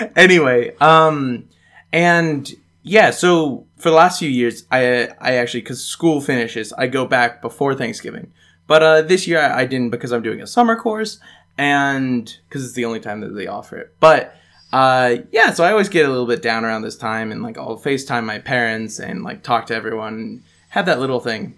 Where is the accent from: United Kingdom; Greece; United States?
United States; moved away; as an American